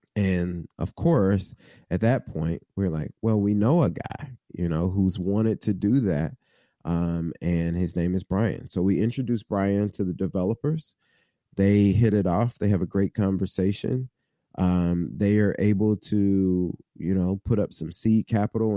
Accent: Midwest, United States; now in Cincinnati, United States; somebody who was born and raised in the Midwest

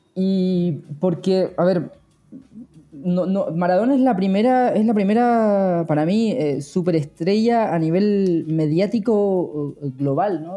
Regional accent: Patagonia, Chile; moved away; also born or lived in Río de la Plata; no soy argentino, ¿no? Lo, lo, veo desde, lo veí desde Chile, desde la Patagonia

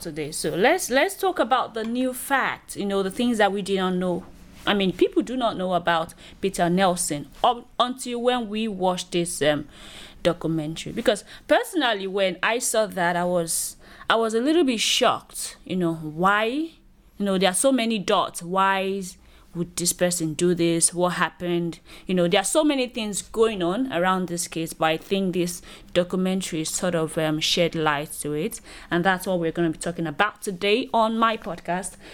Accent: Nigeria; I'm a Nigerian lady

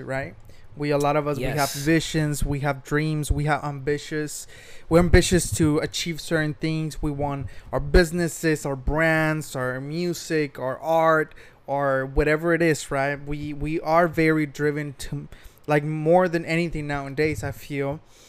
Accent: Mexico; moved away as an adult; also born or lived in United States; now in Long Beach, United States; I was born here in the United States. I was raised in Mexico. I moved to the United States when I was 18.

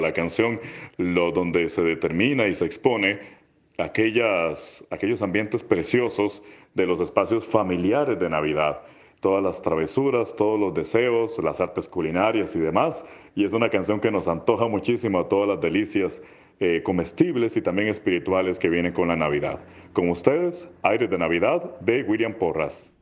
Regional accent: Atenas, Alajuela, Costa Rica; soy bajo costarricense, oriundo de Atenas

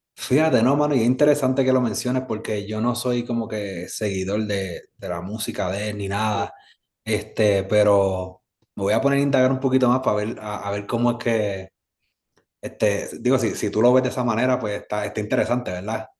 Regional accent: Carolina, Puerto Rico; also born or lived in San Juan, Puerto Rico; yo nací en San Juan, Puerto mm. Rico, me crió en Carolina

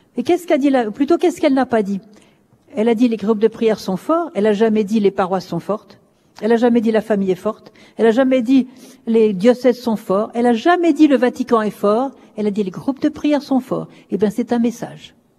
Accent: France; je suis française

